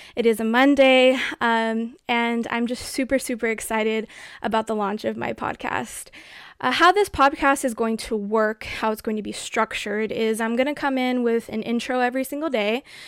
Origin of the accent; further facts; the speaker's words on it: United States; as an American